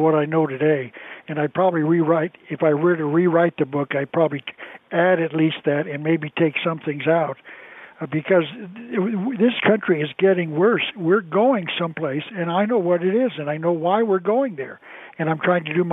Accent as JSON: {"language": "English", "region": "Arizona", "country": "United States", "also_born_or_lived": "California", "lives_now": "Tucson, United States", "said": "I'm from Arizona"}